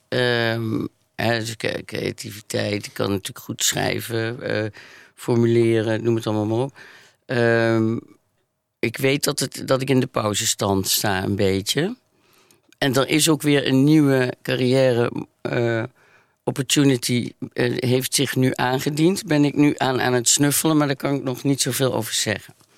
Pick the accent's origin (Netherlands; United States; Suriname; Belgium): Netherlands; Maastricht, Limburg; in ons katholieke Limburg. En ik kom uit Maastricht